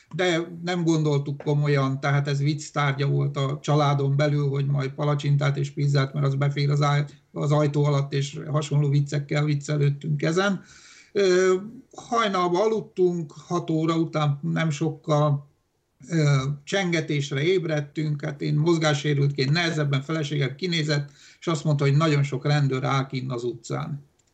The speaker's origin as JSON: {"language": "Hungarian", "country": "Hungary", "tie": "born or raised there", "first_language": "Romanian", "second_language": "Hungarian", "said": "én Magyarországon születtem"}